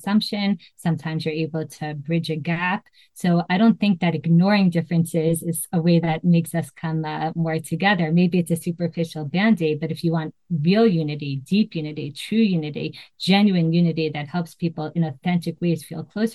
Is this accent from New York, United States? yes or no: yes; Great Neck, New York, United States; moved away as an adult; now in Israel; I was born in 1979, and I grew up in Great Neck, New York